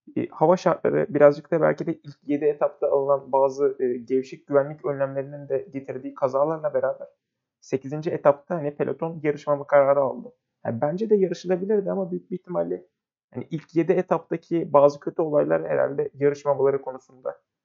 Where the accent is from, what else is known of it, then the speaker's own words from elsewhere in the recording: Turkey; memleketimiz Türkiye'den